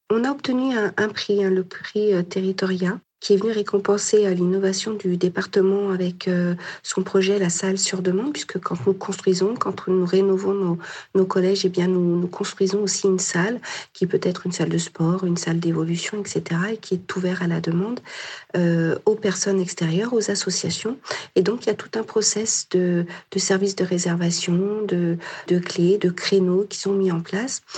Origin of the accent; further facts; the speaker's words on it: Nord-Isère, Auvergne-Rhône-Alpes, France; Je suis noriséroise, j'ai grandi dans le Norisère